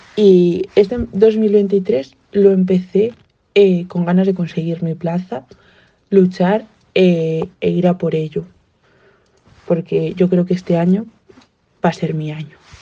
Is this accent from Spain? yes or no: yes; Galicia, Spain; soy una gallega de 25 años